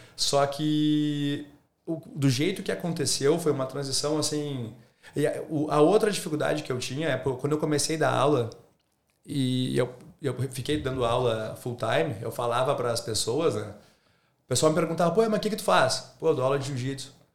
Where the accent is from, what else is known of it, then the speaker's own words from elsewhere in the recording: Rio Grande do Sul, Brazil; moved away as an adult; now in Australia; Eu sou brasileiro.